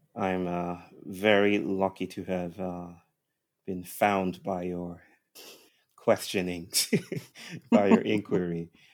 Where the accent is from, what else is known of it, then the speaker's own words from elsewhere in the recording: Nigeria; I was brought up in Christianized Nigeria